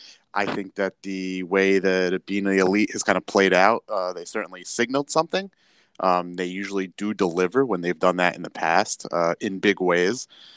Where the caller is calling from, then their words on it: New York City, New York, United States; Well, today I am live from New York City. I was previously outside of Grand Central, but then I had to come inside back to the office.